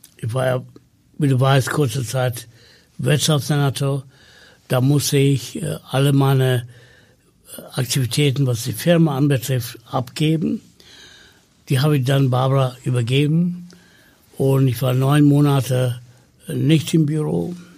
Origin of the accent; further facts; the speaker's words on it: Sri Lanka; first language Tamil; German is a second language; moved away as an adult; now in Hamburg, Germany; ich komme aus Sri Lanka